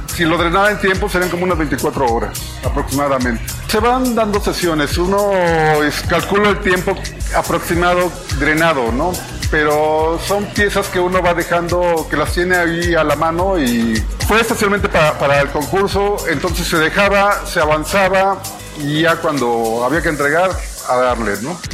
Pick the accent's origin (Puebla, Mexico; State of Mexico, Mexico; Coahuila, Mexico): Puebla, Mexico; Yo soy de origen poblano